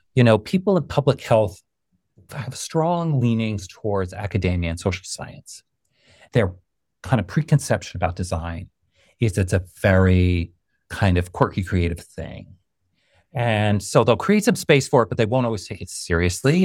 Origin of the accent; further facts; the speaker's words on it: New York, United States; growing up in New York